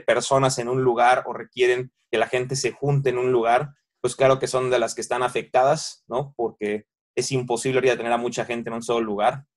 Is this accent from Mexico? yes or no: yes; Mexico; nosotros que somos mexicanos vivimos vivimos aquí